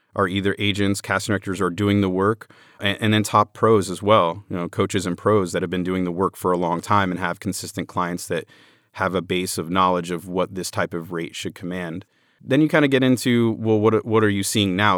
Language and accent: English; Orlando, Florida, United States; I'm from Orlando